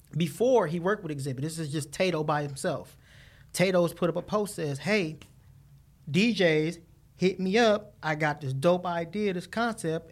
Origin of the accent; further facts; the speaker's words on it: Los Angeles, California, United States; growing up in the inner city